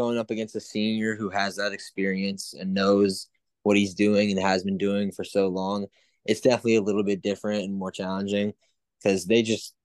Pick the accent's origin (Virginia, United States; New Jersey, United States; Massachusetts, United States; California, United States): Virginia, United States; since I'm from Virginia